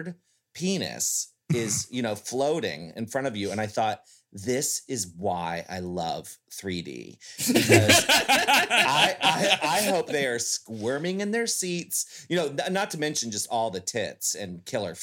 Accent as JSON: {"language": "English", "town": "Annapolis", "region": "Maryland", "country": "United States", "tie": "born or raised there", "moved": "yes", "said": "I was home in Annapolis, Maryland, where I grew up in Maryland"}